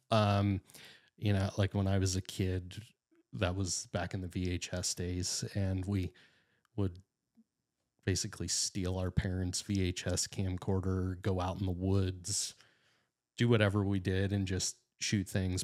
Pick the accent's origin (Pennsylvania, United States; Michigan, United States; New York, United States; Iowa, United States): Pennsylvania, United States; Titusville; I'm northwestern Pennsylvania guy. I was born and raised in Titusville